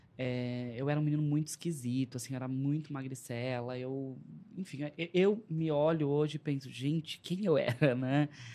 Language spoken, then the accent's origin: Portuguese; São Paulo, Brazil; also born or lived in São Bernardo do Campo; eu sou de lá, mas fui, cresci, eh, fui criado na Zona Leste de São Paulo